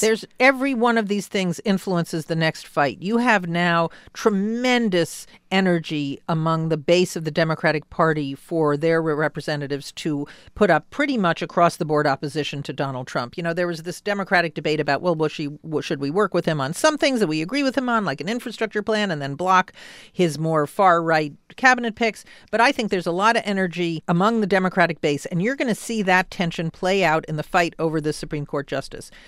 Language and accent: English; New York City, New York, United States; moved away; I was born in Jackson Heights in Queens, too